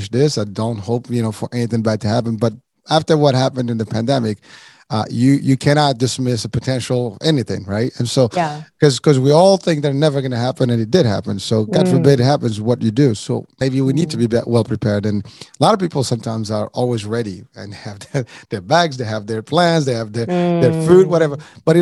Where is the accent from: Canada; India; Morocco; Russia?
Morocco; moved away; I'm originally from Morocco